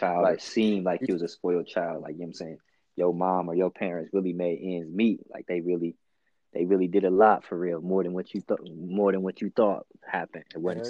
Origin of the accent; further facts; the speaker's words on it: United States; So I'm coming from Shawnee, you know what I'm saying, with both parents.